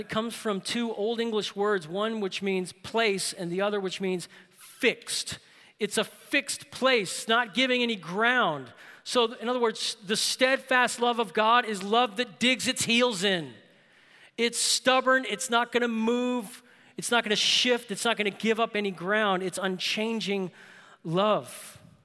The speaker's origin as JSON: {"language": "English", "town": "New Orleans", "region": "Louisiana", "country": "United States", "tie": "born or raised there", "said": "I grew up in New Orleans"}